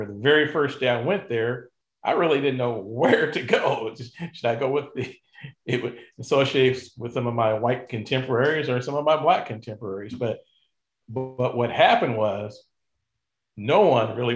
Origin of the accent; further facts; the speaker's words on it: Indianapolis, Indiana, United States; also born or lived in Detroit; I grew up in Indianapolis on the south side of town